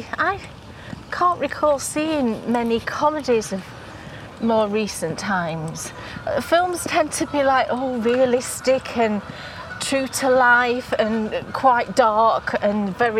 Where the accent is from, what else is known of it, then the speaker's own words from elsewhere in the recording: United Kingdom; we're British and we live in this country and we know the culture.